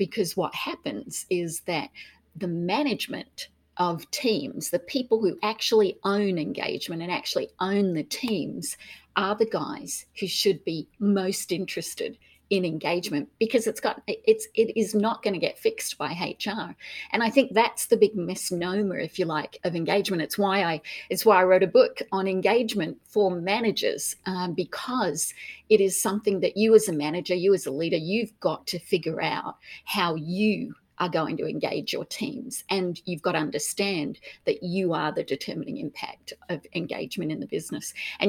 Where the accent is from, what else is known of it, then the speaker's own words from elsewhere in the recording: Australia; accent: Australian; moved away as an adult; also born or lived in United Kingdom; So originally Australian, so British born, a German mum, a British dad, grew up in Australia. And then left in the, when I was in my early 20s